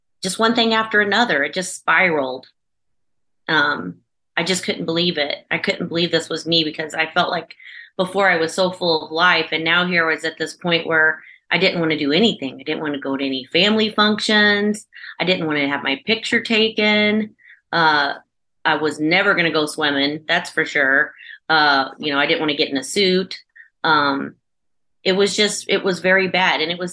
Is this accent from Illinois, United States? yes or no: yes; Chester, Illinois, United States; I am from the United States in Southern Illinois in a small little town called Chester